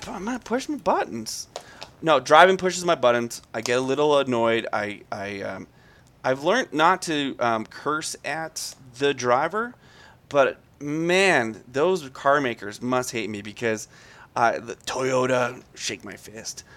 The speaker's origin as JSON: {"language": "English", "town": "Calgary", "region": "Alberta", "country": "Canada", "said": "I'm from Calgary"}